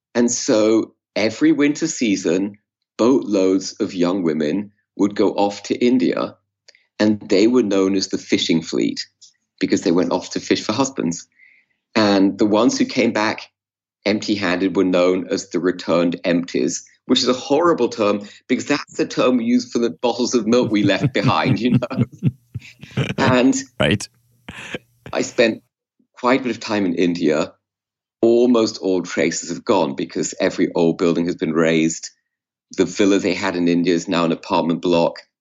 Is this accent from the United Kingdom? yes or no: yes; England, United Kingdom; I was growing up in England